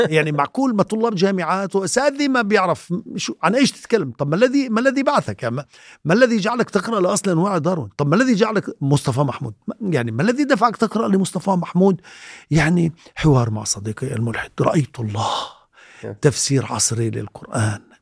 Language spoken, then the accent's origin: Arabic; Sebastia, West Bank, Palestine; انا درست في سباستيا انا من مواليد 61